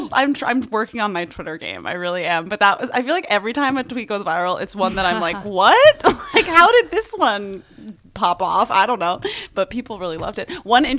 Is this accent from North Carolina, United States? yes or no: no; New York City, New York, United States; now in Los Angeles, United States; I grew up in Brooklyn, so like my family's still there.